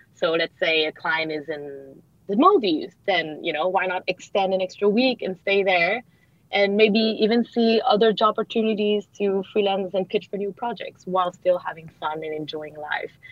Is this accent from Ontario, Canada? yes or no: no; Montreal, Quebec, Canada; moved away as an adult; now in Singapore; I grew up in Montreal